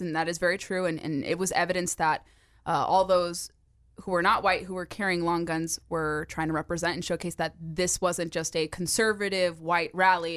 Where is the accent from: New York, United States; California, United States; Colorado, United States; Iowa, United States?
California, United States; now in Virginia, United States; my home state of California